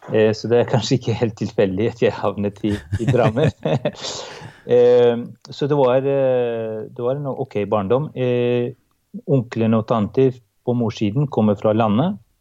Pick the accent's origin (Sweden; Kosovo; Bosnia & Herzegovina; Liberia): Kosovo; now in Norway; Jeg kommer da fra Kosovo, som var en del av eks-Jugoslavia, eh, og vokste opp i et sekulært og mm, et parti, i et partistat.